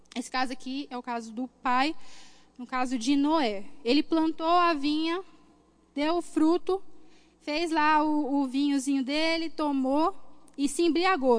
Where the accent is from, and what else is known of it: Cuiabá, Mato Grosso, Brazil; born or raised there